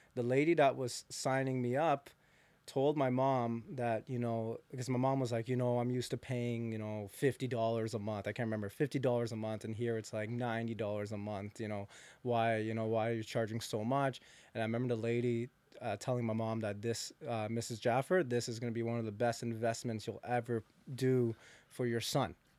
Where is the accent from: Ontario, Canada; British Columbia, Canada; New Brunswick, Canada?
Ontario, Canada; Hamilton; I'm actually born from Hamilton, so I'm from, from Hamilton